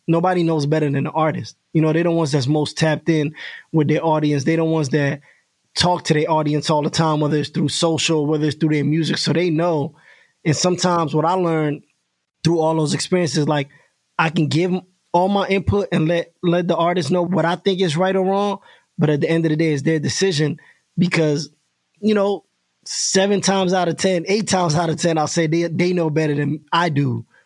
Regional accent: New York, United States; I was from New York

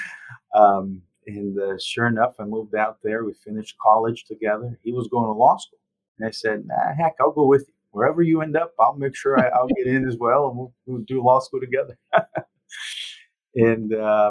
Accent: Brazil; also born or lived in Italy; now in Jacksonville, United States; So I'm Italian. I grew up in Brazil.

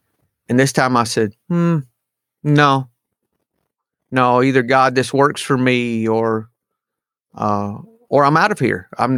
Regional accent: the South, United States; I did not, but I am from the South, no doubt.

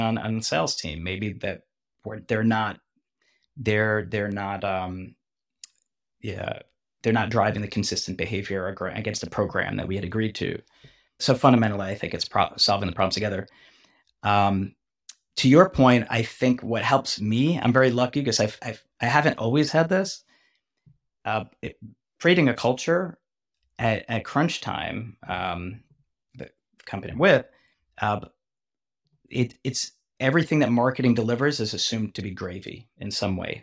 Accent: New York, United States; moved away as an adult; now in Bay Area, United States; I'm a New Yorker, so I grew up in New York, so I grew up in New York. I moved out to Silicon Valley.

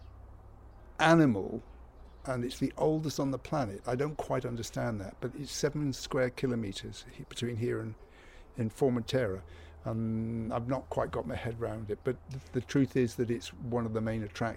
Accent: Cornwall, South West England, United Kingdom; now in Ibiza, Spain; I come from Cornwall

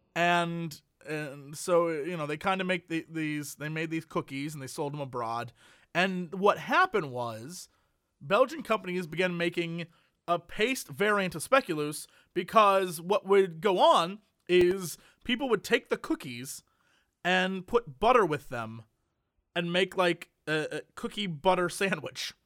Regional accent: United States

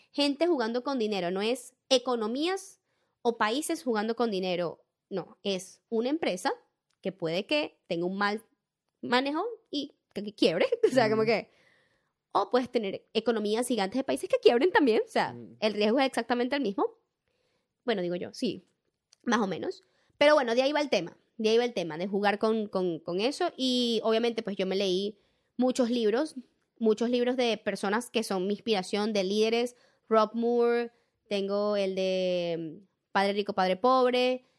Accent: Venezuela; moved away as an adult; now in Australia; yo entendí que yo soy venezolana y tengo una identidad, o sea, yo soy venezolana

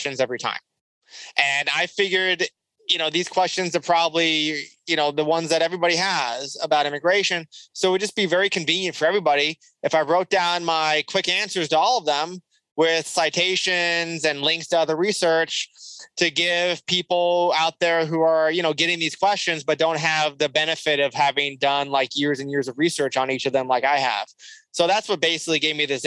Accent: California, United States; I'm from California

